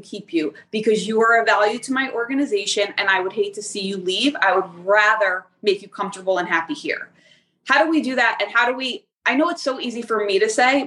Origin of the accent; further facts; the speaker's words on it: New Jersey, United States; I'm from Jersey. So in Jersey, we're big on loyalty